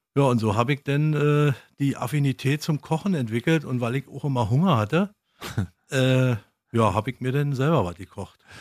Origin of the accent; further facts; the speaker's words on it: East Germany, Germany; Ich bin ja in der DDR aufgewachsen.